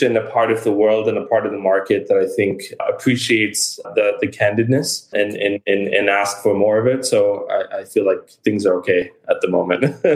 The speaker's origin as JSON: {"language": "English", "region": "New York", "country": "United States", "moved": "yes", "said": "I'm a New Yorker at heart"}